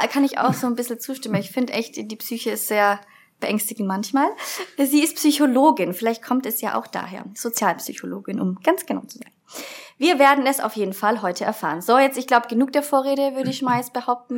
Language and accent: German; Nuremberg, Bavaria, Germany; ich komme eigentlich aus Nürnberg